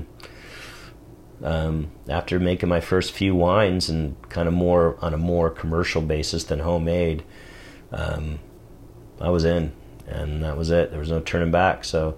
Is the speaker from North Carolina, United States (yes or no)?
no; Saratoga, California, United States; also born or lived in Germany; Because I grew up in Saratoga. Part of my life before Germany was over in the Silicon Valley.